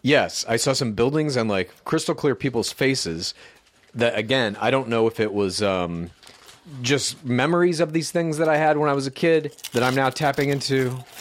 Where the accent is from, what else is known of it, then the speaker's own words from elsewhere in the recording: Midwest, United States; I grew up in the Midwest, you see, and we used to call it pop there as well.